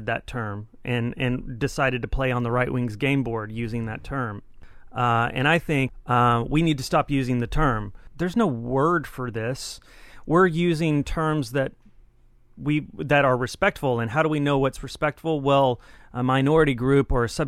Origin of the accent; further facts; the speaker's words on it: Texas, United States; I grew up in Texas. I'm from Texas